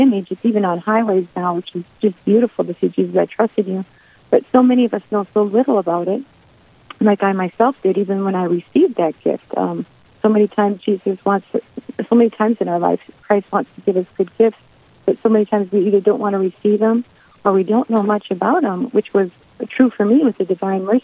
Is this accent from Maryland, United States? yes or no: no; South Dakota, United States; moved away as an adult; also born or lived in Bowdle, South Dakota / Mobridge, South Dakota; now in Mandan, United States; I grew up in South Dakota